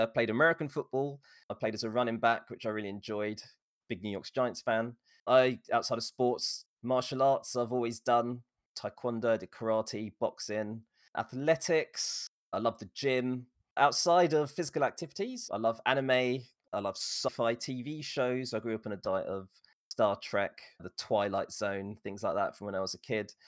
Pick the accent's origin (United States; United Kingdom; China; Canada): United Kingdom; England; born and raised in England